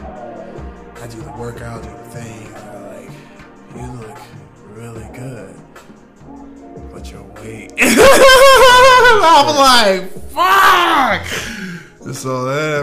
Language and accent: English; Bedford, Ohio, United States; also born or lived in Cleveland, Ohio; I'm from Cleveland, Ohio, but excuse me, I guess I came from Bedford, Ohio